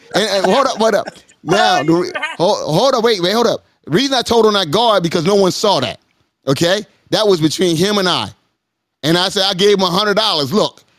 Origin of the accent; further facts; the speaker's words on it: United States; As an American, I see things differently.